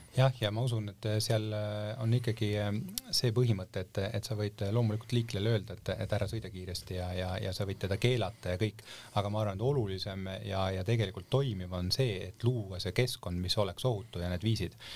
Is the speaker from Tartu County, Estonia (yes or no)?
no; Paide, Järva County, Estonia; ma ise olen näiteks Paidest pärit